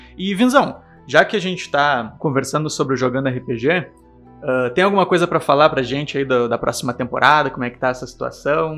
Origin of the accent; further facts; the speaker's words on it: Porto Alegre, Rio Grande do Sul, Brazil; Somos de Porto Alegre